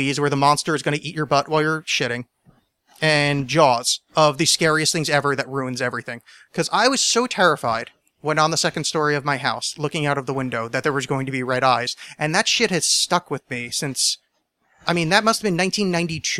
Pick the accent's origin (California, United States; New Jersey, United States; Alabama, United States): New Jersey, United States; moved away; I grew up in New Jersey